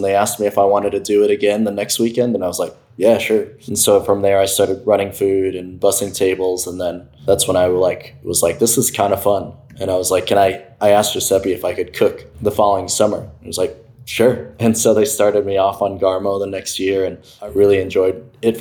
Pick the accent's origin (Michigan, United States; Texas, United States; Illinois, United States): Illinois, United States; Cicero; I grew up in Cicerone, so it was a predominantly Mexican-American neighborhood